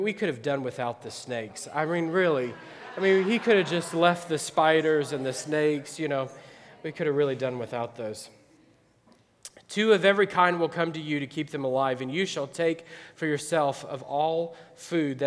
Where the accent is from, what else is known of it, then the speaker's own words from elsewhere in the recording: Midwest, United States; now in Akron, United States; I grew up in the Midwest